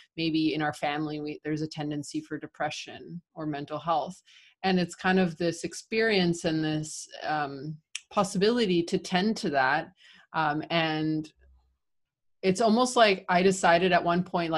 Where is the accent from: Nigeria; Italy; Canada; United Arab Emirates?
Canada; moved away as an adult; also born or lived in Argentina; now in Buenos Aires, Argentina; I was living in Canada, right? When I graduated, I'm Canadian Argentine.